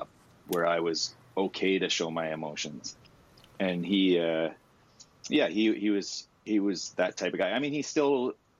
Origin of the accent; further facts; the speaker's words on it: Ottawa, Ontario, Canada; I grew up in Bayshore